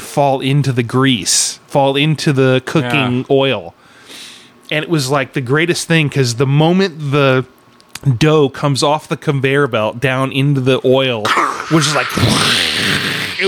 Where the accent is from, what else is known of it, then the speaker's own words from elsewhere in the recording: Sacramento, California, United States; my middle school growing up in Sacramento at Arden School